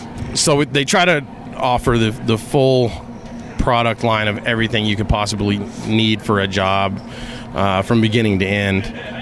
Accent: Harlingen, Texas, United States; also born or lived in El Paso, Texas / McAllen, Texas; I was born in El Paso, Texas in 1980. My dad was the manager of a Luby's cafeteria in downtown El Paso. And then we moved to McAllen, and then we moved to Harlingen. So I grew up in a border town all my life.

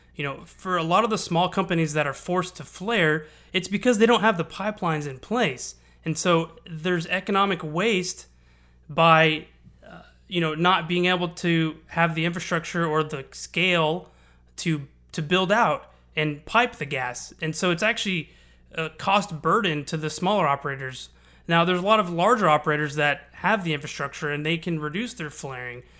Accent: Houston, Texas, United States; I'm born and raised in Houston. I've lived here for thirty years

